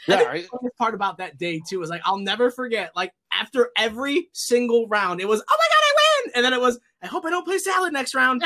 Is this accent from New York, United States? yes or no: yes; upstate New York, United States; we're from upstate New York